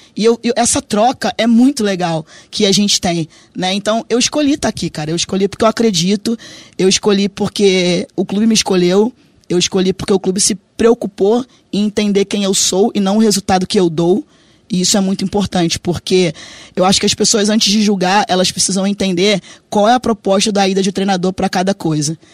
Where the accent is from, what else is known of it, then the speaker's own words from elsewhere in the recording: Rio de Janeiro, Brazil; moved away; sou do Rio de Janeiro, né? Meu pai fazia samba, então a gente batucava ali na, na lata